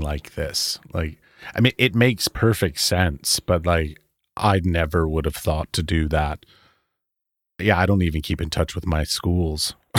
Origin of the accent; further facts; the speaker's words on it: Baltimore, Maryland, United States; I grew up in Baltimore, Maryland